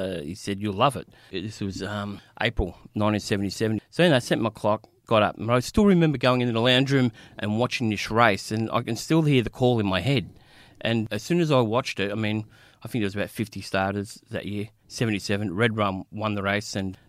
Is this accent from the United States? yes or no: no; Braybrook, Victoria, Australia; As kids growing up in Braybrook, all you wanted to do was either be an athlete or a criminal.